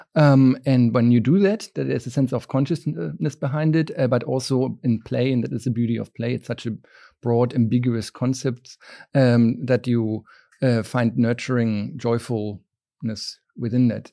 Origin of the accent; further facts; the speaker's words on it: just south of Berlin, Brandenburg, Germany; moved away; I grew up, uh, just south of Berlin and, um, in a small town